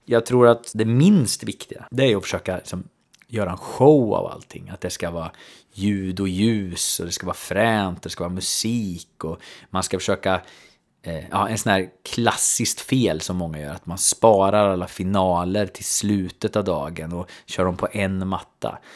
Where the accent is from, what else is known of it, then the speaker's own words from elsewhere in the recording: Söderköping, Östergötland, Sweden; min hemstad, alltså Söderköping